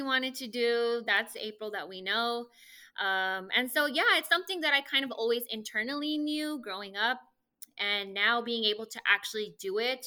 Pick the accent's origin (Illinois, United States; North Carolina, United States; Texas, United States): Texas, United States; El Paso; moved away as an adult; now in Rio Grande Valley, United States; originally born and raised in El Paso, Texas